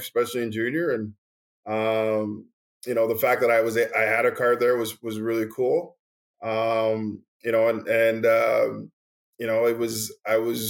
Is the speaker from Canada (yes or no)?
yes; Montreal, Quebec, Canada; I grew up in Montreal